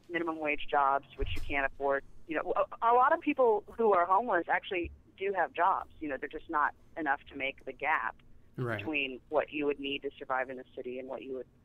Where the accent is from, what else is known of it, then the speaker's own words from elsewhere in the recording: Kansas City, United States; now in New York, United States; I'm from Kansas City